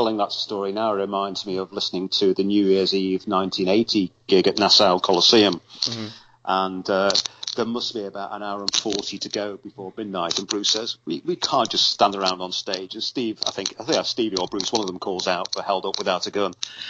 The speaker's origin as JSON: {"language": "English", "town": "Liverpool", "region": "North West England", "country": "United Kingdom", "tie": "born or raised there", "said": "And here I was as a kid growing up in Liverpool, where …, you know, obviously, as you know."}